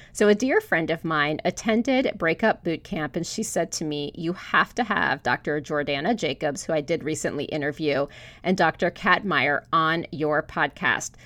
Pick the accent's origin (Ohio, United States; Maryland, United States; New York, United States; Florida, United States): Florida, United States; I grew up in Florida. I'm the daughter of immigrants from Hungary